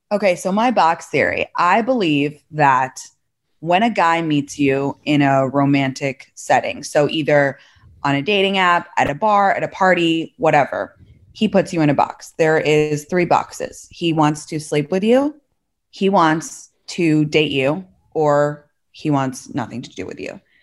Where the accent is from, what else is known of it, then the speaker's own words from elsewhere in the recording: London, United Kingdom; also born or lived in San Francisco Bay Area / New York; now in Los Angeles, United States; I'm from London originally